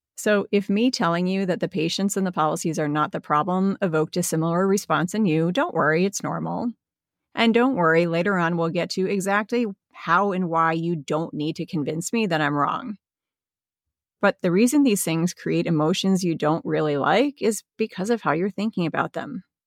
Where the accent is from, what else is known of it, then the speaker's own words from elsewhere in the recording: Midwest, United States; I'm a Midwesterner, and in the Midwest, we use the word guys as interchangeable with people.